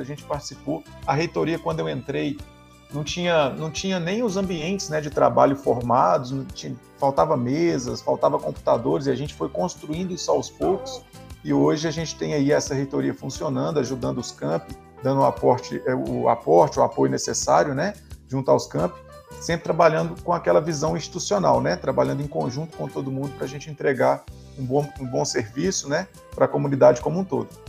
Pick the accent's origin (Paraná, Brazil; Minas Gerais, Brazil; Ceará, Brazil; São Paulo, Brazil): Minas Gerais, Brazil; Formiga; Eu, eu sou, nascido em Formiga, é, no interior de Minas Gerais